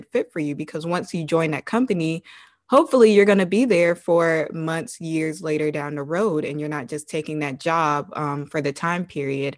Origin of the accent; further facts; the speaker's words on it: Savannah, Georgia, United States; moved away; also born or lived in Virginia; I was born and raised in Savannah, Georgia